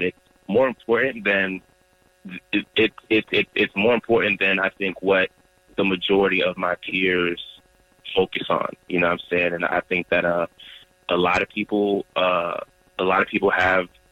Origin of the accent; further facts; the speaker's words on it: Durham, North Carolina, United States; also born or lived in Nigeria (ancestry); now in Charlotte, United States; Born and raised in Durham, North Carolina, a child of Nigerians